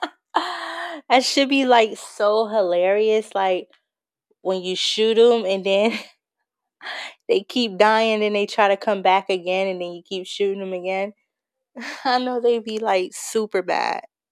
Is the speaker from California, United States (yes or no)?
yes; Bay Area, California, United States; I am from California. I'm from the Bay Area